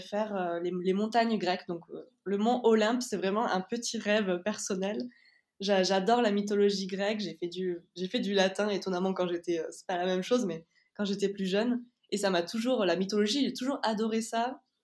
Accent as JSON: {"language": "French", "town": "Toulouse", "region": "Occitania", "country": "France", "said": "on est de Toulouse"}